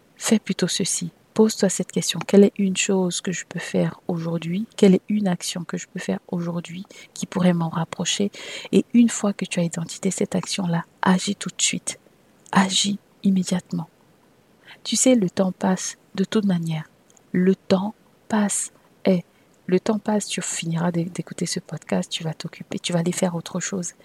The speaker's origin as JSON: {"language": "French", "country": "Cameroon", "tie": "born or raised there", "also_born_or_lived": "France / Saint Petersburg", "moved": "as an adult", "said": "je suis née au Cameroun et que j'ai eu une bonne partie de mon enfance et d'ailleurs de ma début de vie d'adulte au Cameroun, puisque je suis arrivée en France pour les, pour les études euh, universitaires"}